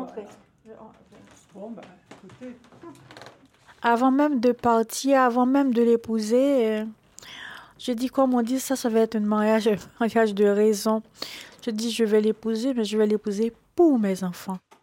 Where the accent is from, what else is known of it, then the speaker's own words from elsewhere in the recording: Haiti; now in Paris, France; Je suis haïtienne, je viens d'Haïti. Je grandis euh, avec mon père et ma mère